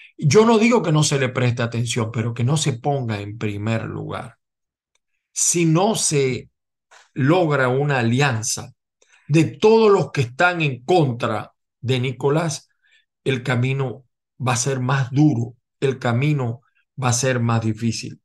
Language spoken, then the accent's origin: Spanish; Venezuela; como muchos venezolanos